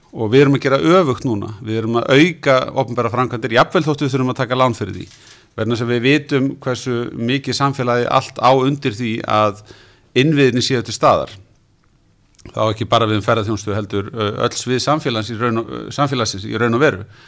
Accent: Iceland

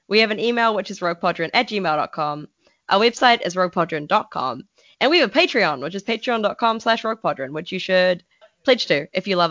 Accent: Chicago, Illinois, United States; accent: Chicago; we're both Chicago people. Come on. I wasn't born there, but my family lives there, okay? Got my damn accent from there, partly

